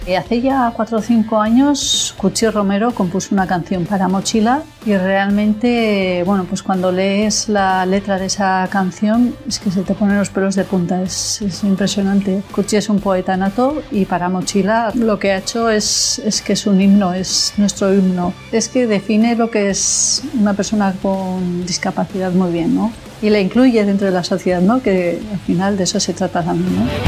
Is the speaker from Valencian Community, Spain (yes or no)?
no; Pamplona, Navarre, Spain; soy de Pamplona